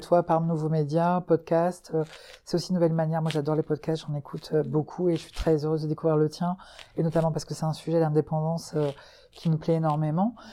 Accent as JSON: {"language": "French", "area": "Breton", "region": "Brittany", "country": "France", "moved": "as an adult", "lives_now": "Hauts-de-France, France", "said": "moi je suis bretonne, mais j'ai été adoptée par les gens du, du, du, des Hauts-de-France et du Nord là depuis trois ans."}